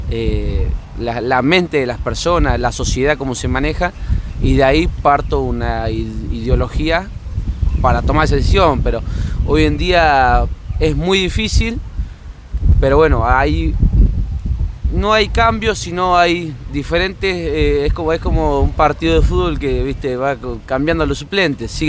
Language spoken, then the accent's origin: Spanish; Santa Rosa, La Pampa, Argentina; soy eh, de Santa Rosa La Pampa